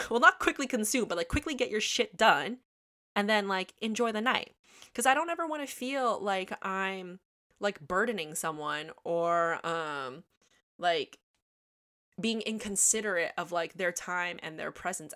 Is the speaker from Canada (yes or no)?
yes; Toronto, Ontario, Canada; I grew up in Toronto, Ontario, Canada